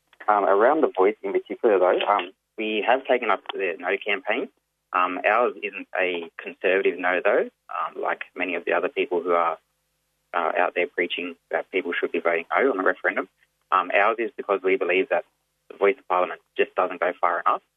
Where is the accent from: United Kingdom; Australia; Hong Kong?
Australia; New South Wales; Yep, so I'm from the Wani Wandian clan of the Yuin Nation. The Yuin Nation is up on the south coast of what's now known as New South Wales.